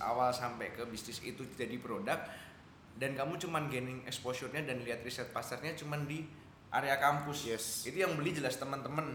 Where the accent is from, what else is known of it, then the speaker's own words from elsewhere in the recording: Yogyakarta, Special Region of Yogyakarta, Indonesia; saya orang Jogja yang bekerja di industri kreatif